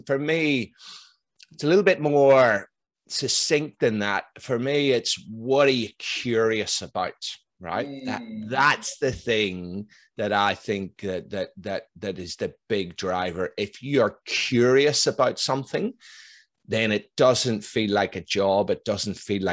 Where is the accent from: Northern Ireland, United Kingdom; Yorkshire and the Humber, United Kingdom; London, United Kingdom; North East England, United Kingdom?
Northern Ireland, United Kingdom; now in Melbourne, Australia; I'm from Northern Ireland